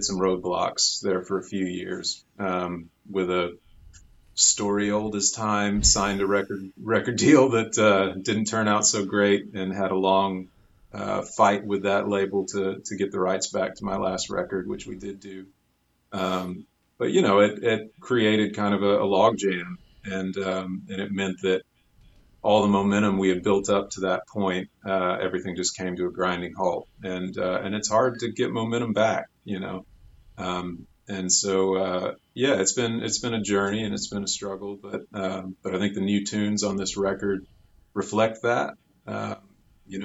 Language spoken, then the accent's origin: English; Waco, Texas, United States; also born or lived in Austin, Texas; I grew up in Waco